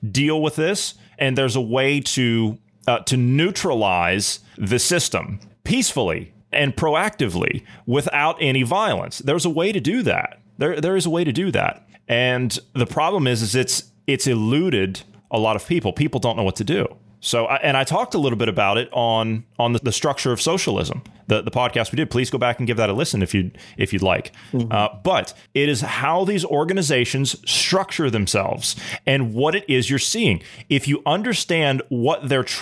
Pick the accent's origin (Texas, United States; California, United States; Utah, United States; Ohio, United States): Ohio, United States; my home state of Ohio